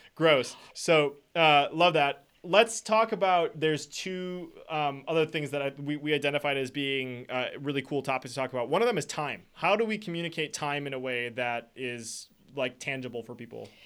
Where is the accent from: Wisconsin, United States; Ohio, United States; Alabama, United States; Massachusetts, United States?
Wisconsin, United States; I'm from Wisconsin